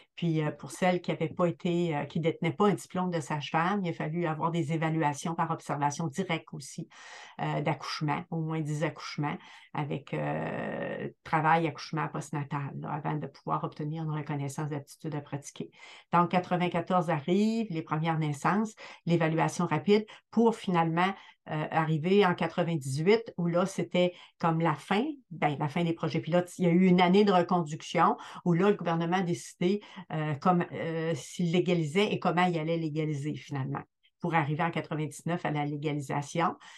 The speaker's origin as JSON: {"language": "French", "town": "Rimouski", "region": "Quebec", "country": "Canada", "tie": "born or raised there", "said": "je suis native là, de, du BIC, de Rimouski"}